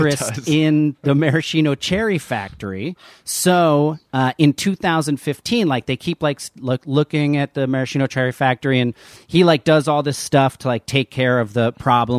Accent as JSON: {"language": "English", "region": "New Jersey", "country": "United States", "tie": "born or raised there", "said": "I grew up in New Jersey"}